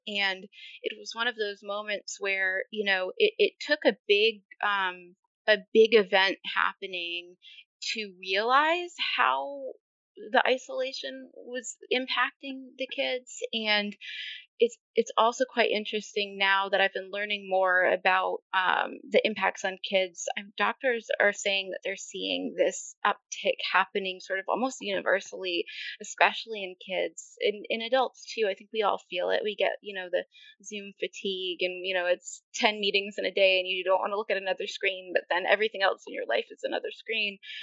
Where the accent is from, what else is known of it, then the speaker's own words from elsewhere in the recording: Maine, United States; moved away as an adult; also born or lived in North Carolina; I was living back in my home state of Maine.